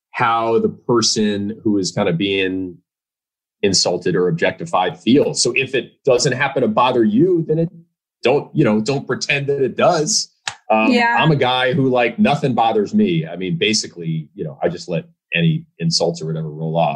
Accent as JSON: {"language": "English", "town": "New York City", "region": "New York", "country": "United States", "tie": "born or raised there", "also_born_or_lived": "Chicago", "moved": "yes", "said": "I'm a New Yorker. I grew up in the city"}